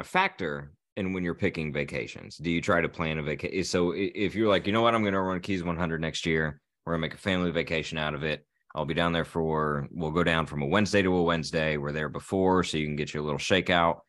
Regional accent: Indiana, United States; moved away as an adult; I'm from Indiana.

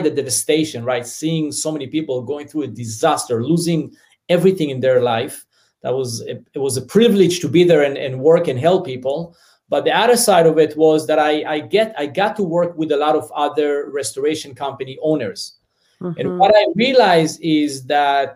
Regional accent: Southern District, Israel; English is a second language; moved away as an adult; now in United States; So as you hear my accent, I'm originally from Israel. So I grew up in a small farm in the south part of Israel, a very small community with about 48 families.

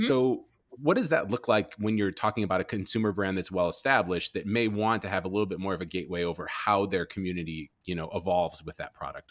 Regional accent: Chicago, Illinois, United States; moved away; I'm from Chicago originally

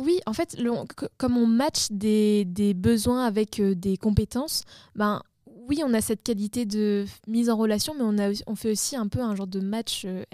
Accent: Réunion; on vit à La Réunion, enfin moi je suis originaire de La Réunion

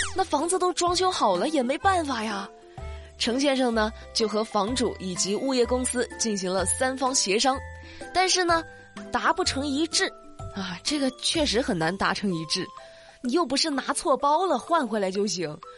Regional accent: Hunan, China; 我说的就是标准的普通话呀，我也是标准的湖南人啊

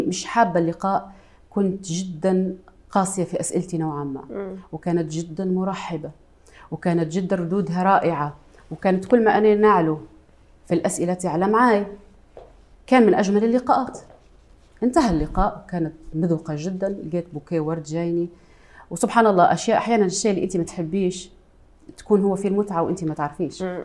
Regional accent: Tripoli, Tripoli District, Libya; accent: Libyan; انا آه، عراقيه الاصل ليبيه المنشا

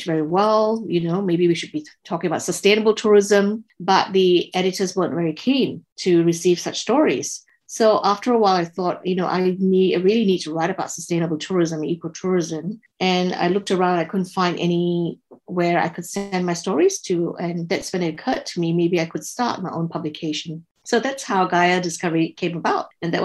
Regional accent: Singapore; moved away as an adult; now in Tasmania, Australia; I was born and raised in Singapore.

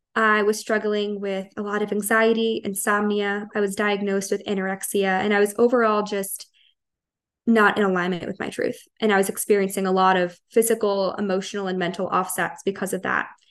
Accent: Long Island, New York, United States; I am from Long Island, New York, born and raised, haven't left.

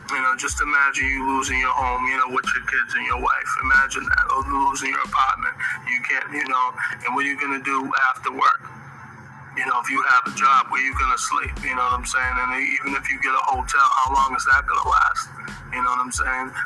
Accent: United States; as American people

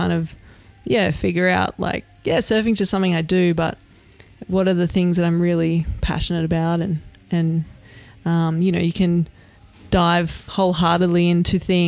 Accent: Australia; I'm Australian

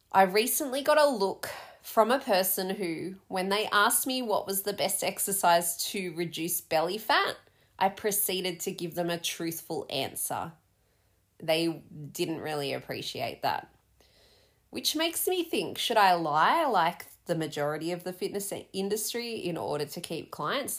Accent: Australia; also born or lived in London; being Aussie

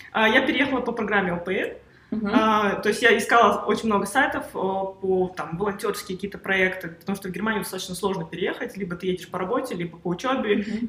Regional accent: Uzbekistan; moved away; also born or lived in Russia / Germany; я сама из Узбекистана, я родилась в Узбекистане

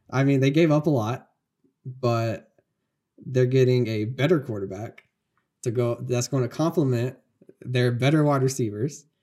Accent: North Carolina, United States; we're from North Carolina.

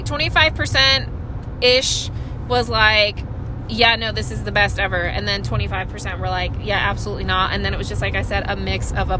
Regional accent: Texas, United States; I'm from Texas, actually.

